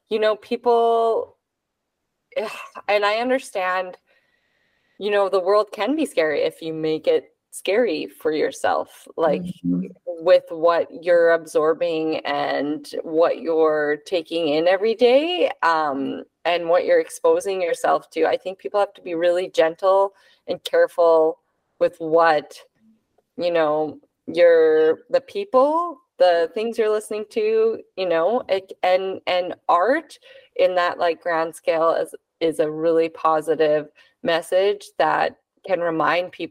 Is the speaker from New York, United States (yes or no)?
no; San Jose, California, United States; I grew up in San Jose over here.